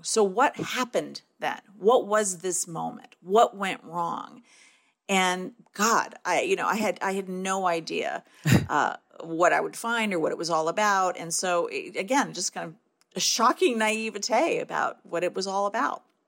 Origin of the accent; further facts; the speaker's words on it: Detroit, Michigan, United States; growing up in Detroit and you know growing up in a in an overwhelmingly Black city